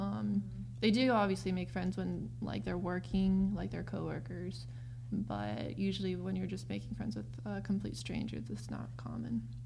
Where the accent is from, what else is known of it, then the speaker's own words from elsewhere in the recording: United States; I was born in America. Um, my dad is white and my mom is Korean. Uh, but technically, I still grew up in a Korean culture at home